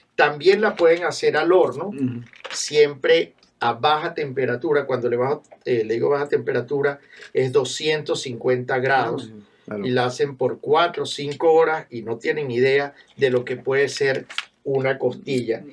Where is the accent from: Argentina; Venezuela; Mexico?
Venezuela; moved away; Traigo desde Venezuela, yo soy de Venezuela